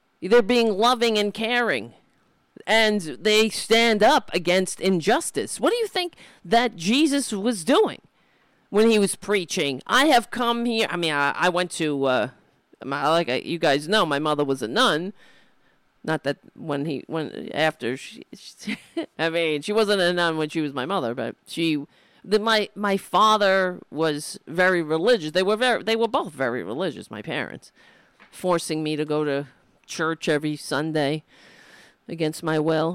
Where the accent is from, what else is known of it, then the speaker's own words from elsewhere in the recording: New York City, New York, United States; I grew up in Staten Island